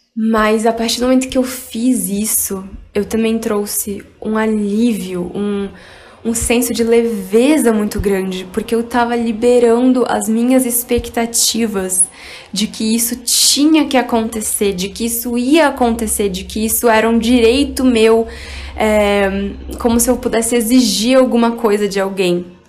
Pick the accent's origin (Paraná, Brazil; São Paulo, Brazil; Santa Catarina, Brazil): São Paulo, Brazil; Barueri; eu também cresci em Alphaville, em um condomínio que tinha várias atividades para crianças